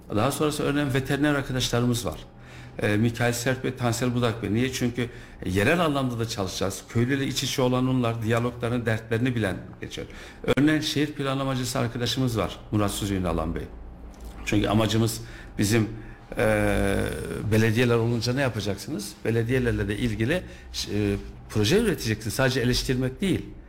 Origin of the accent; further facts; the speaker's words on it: Kayseri, Kayseri Province, Turkey; also born or lived in Tavlaköy, Sarız; İlk orta e, lise öğrenimi Kayseri'de yaptım